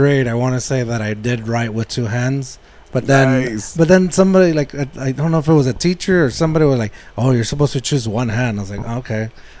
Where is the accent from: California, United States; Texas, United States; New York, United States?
Texas, United States; Eagle Pass; I knew I was gonna move out of my hometown, which is predominantly Mexicans, I was like, I need to speak a little bit more like everybody else.